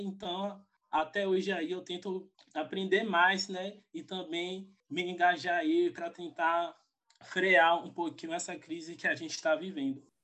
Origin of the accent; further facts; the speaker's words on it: Feira de Santana, Bahia, Brazil; eu sou da Bahia, sou de Feira de Santana